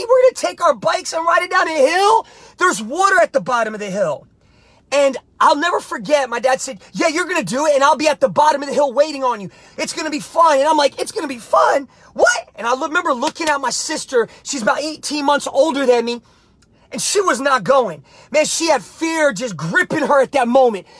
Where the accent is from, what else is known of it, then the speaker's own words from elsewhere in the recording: New Jersey, United States; I was a young kid growing up in Jersey